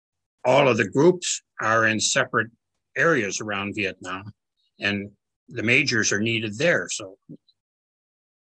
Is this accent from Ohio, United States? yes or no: yes; Cleveland, Ohio, United States; moved away as an adult; Cleveland, Ohio, my hometown